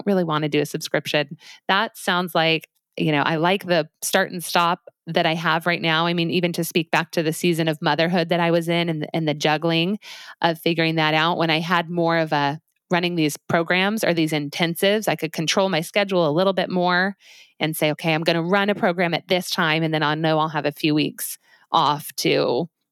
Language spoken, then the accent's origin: English; Highlands Ranch, Colorado, United States; moved away; I'm from a place called Highlands Ranch, Colorado, which is just south of Denver.